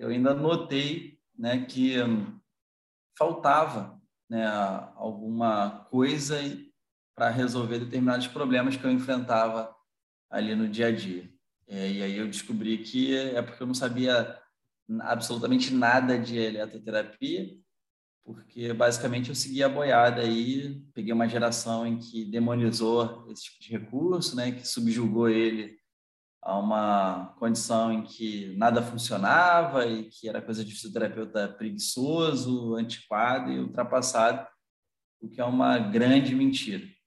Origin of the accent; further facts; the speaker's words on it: Teresópolis, Rio de Janeiro, Brazil; Eu sou de Teresópolis, na região serrana do Rio de Janeiro